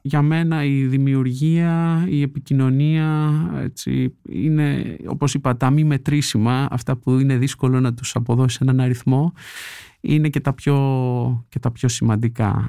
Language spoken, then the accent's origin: Greek; Greece; moved away as an adult; now in United States; λείπω την Ελλάδα τώρα κοντά στα 16 χρόνια